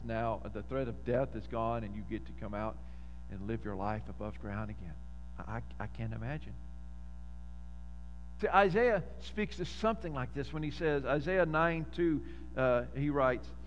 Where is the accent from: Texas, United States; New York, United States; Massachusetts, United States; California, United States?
Texas, United States; Lufkin; growing up in Lufkin, there was this neighborhood, Inglewood